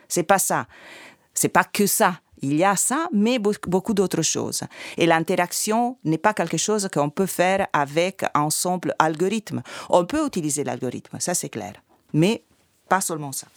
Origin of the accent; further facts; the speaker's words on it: Italy; French is a second language; moved away; je suis italienne